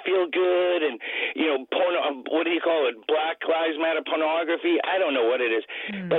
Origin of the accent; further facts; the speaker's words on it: Maine, United States; now in San Francisco, United States; I'm from Maine originally. I live in San Francisco now